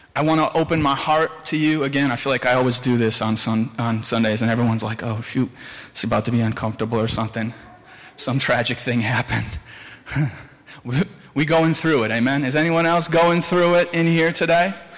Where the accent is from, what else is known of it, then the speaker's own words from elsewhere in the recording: Williamsville, United States; I'm from Williamsville, the two W's.